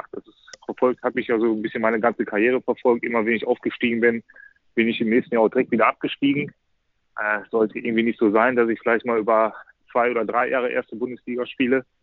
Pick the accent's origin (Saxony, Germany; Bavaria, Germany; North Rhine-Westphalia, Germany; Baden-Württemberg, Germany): North Rhine-Westphalia, Germany; Essen; now in Hamburg, Germany; dass ich im Prinzip immer im Westen gelebt habe, in meiner Heimat in Essen.